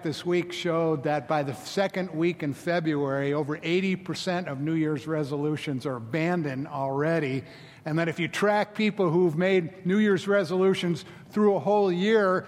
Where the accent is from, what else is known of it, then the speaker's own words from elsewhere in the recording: Florida, United States; now in Memphis, United States; I'm from Florida. There's 7-Elevens on every corner. And so I grew up, with the convenience store 7-Eleven